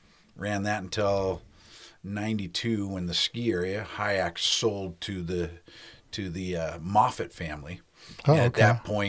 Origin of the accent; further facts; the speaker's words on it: Hawaii, United States; moved away as an adult; also born or lived in Washington; growing up in Hawaii